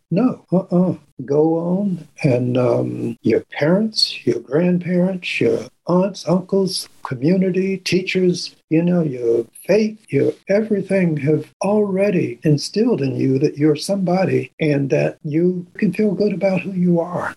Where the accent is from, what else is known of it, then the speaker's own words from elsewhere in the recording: Annapolis, Maryland, United States; I grew up in Annapolis, Maryland